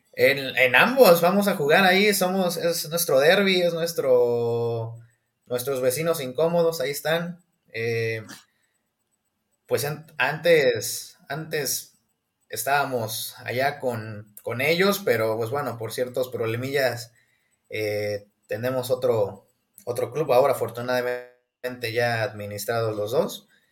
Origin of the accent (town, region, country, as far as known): Hidalgo, Mexico